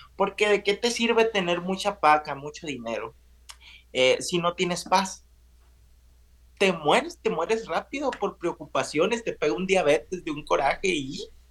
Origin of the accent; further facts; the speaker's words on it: a village near Navojoa, Sonora, Mexico; moved away; yo soy de un pueblo cerca de Navojoa, un pueblo de, ¿qué te gusta?, de mil habitantes